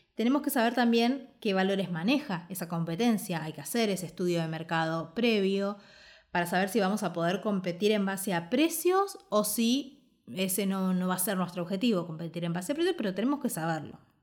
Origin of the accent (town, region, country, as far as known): Argentina